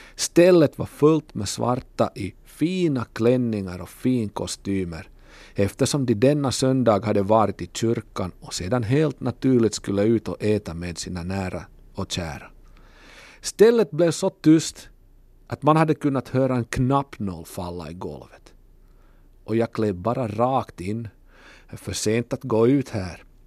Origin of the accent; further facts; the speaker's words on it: Kokkola, Central Ostrobothnia, Finland; från Kokkola.